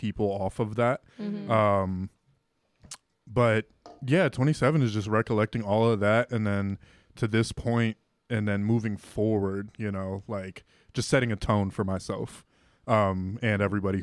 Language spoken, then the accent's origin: English; Elyria, Ohio, United States; moved away as an adult; also born or lived in Puerto Rico / Lorain, Ohio; now in Pittsburgh, United States; Lorain, Ohio when I was 3 months, and then when I was 4 I moved to Elyria